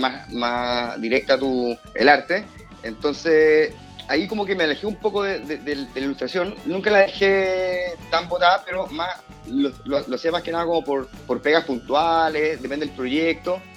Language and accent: Spanish; Santiago, Santiago Metropolitan Region, Chile; Soy de acá de Santiago